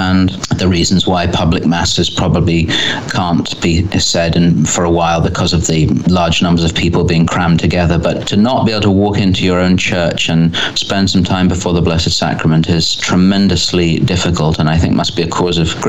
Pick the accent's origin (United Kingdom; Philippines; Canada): United Kingdom; England; being English or British, but I always say English